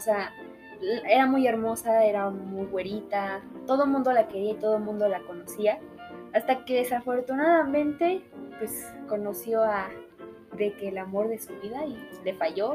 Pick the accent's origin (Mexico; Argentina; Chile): Mexico; como mexicanos